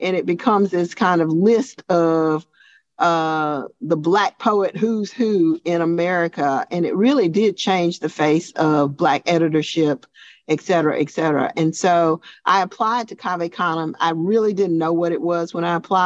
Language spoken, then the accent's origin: English; Montgomery, Alabama, United States; also born or lived in Tuskegee, Alabama; I'm from Montgomery, Alabama, way of Tuskegee, Alabama. My father had a farm there, and we moved to Montgomery when I was about five